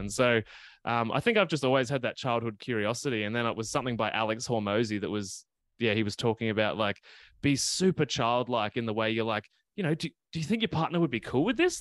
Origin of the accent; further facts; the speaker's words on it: Gippsland, Victoria, Australia; moved away; I actually grew up in the, in the countryside, um, and even when I go back to my hometown in Gippsland in Victoria